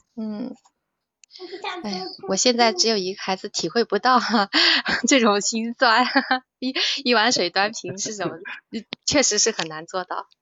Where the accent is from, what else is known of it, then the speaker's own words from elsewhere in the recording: Sichuan, China; now in Shandong, China; 我是四川人，但是我现在生活在山东，我干的嗯。是汤姆老师的老本行